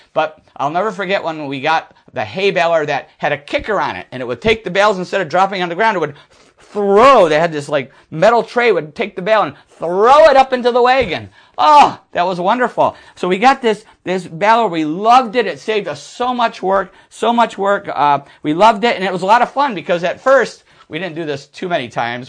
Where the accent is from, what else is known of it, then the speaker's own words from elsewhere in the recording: Buffalo, New York, United States; moved away; I'm from Buffalo area, Lancaster Speedway